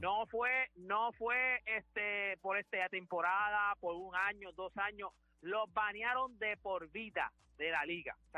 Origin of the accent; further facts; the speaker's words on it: Puerto Rico; somos todos puertorriqueños